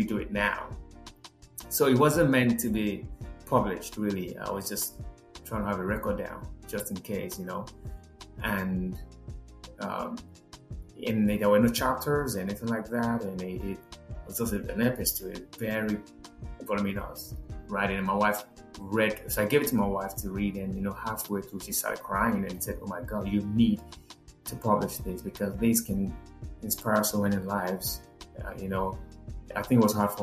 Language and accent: English; Nigeria; moved away as an adult; now in United States; someone like me from the middle of nowhere, Nigeria